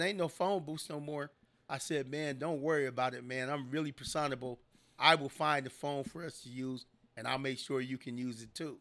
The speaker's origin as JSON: {"language": "English", "town": "San Diego", "region": "California", "country": "United States", "tie": "born or raised there", "said": "I was born and raised in San Diego, California"}